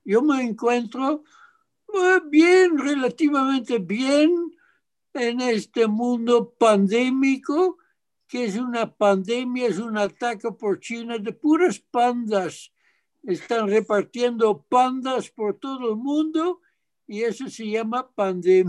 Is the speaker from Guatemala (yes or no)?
no; Arnhem, Gelderland, Netherlands; moved away as an adult; now in Mexico; En la ciudad de Arnhem, A-R-N-H-E-M, en el este de Holanda, los Países Bajos